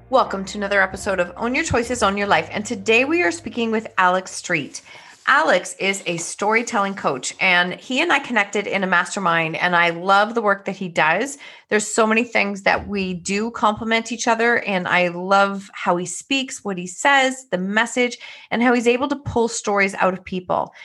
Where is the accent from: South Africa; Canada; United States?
Canada; Another Canadian.